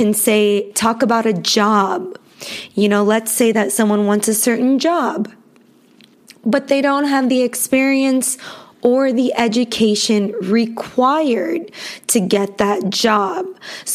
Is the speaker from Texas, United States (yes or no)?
no; Los Angeles, California, United States; I was born in Los Angeles, California, and I was raised in a very multicultural city